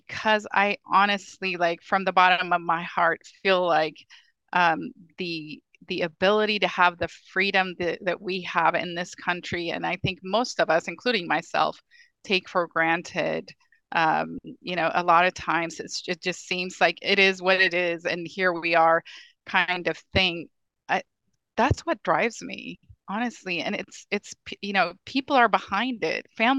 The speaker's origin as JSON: {"language": "English", "country": "Ethiopia", "lives_now": "United States", "said": "I'm an immigrant from Ethiopia. You know, I've been here for a very long time, but I don't take the freedom we have in this country for granted."}